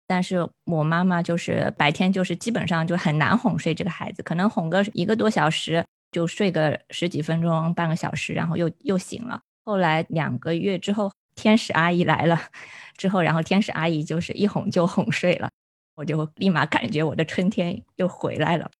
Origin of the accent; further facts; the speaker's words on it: rural Zhejiang, China; moved away; 我们老家，就浙江农村啊